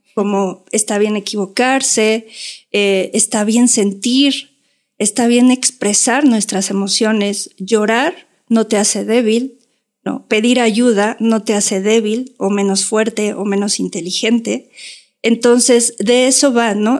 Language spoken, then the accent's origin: Spanish; Mexico; éramos así como 30 mexicanas